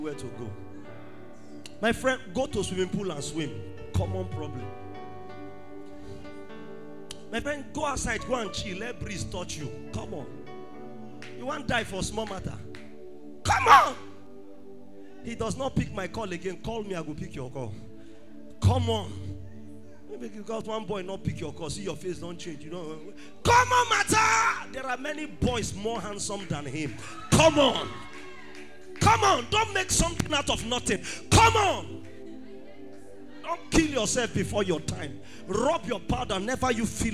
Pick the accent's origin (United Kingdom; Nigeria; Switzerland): Nigeria; Benin City, Edo; I grew up in Benin City